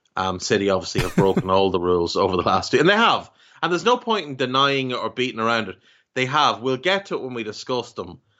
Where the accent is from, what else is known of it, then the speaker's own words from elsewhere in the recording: Ireland; as an Irishman